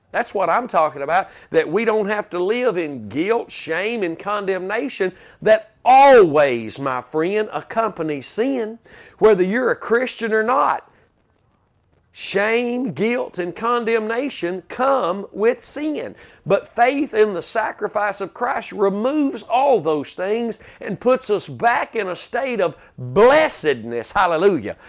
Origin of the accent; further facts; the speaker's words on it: Texas, United States; as a Texan